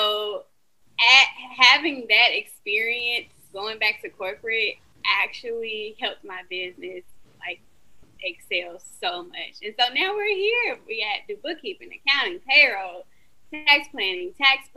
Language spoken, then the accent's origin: English; Alabama, United States; accent: southern; I am from Alabama. I know y'all say y'all can hear the southern.